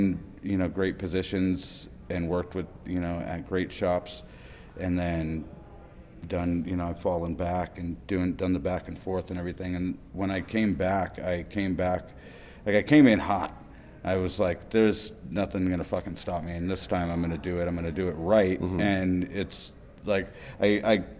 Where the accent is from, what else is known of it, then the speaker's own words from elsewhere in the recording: Fullerton, California, United States; I am from Orange County, California, Fullerton to be exact